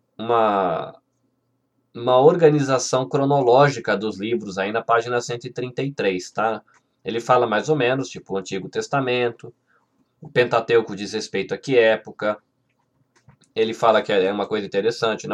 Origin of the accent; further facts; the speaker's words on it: Brazil; A gente brasileiro